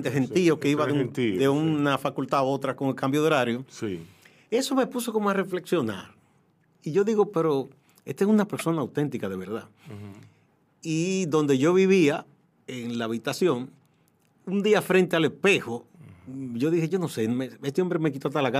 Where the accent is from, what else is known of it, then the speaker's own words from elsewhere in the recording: San Francisco de Macorís, Duarte, Dominican Republic; moved away as an adult; now in Santo Domingo, Dominican Republic; Mi papá era de Santiago, mi mamá de San Francisco, pero terminamos viviendo, aunque tuvimos breve tiempo en Santiago, en San Francisco